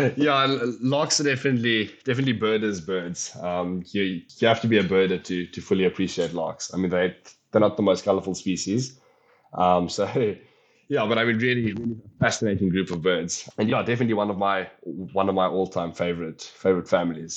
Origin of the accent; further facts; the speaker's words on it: Polokwane, Limpopo, South Africa; moved away as an adult; now in Western Cape, South Africa; coming from the Limpopo province, but I've decided to take a bird that I've grown up with, a bird that I've seen, obviously, on a, on a regular basis growing up in Polokwane